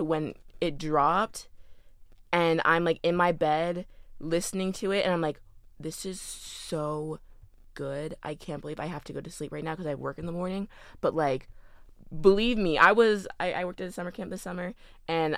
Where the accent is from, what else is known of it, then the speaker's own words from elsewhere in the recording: Louisville, Kentucky, United States; Louisville. My hometown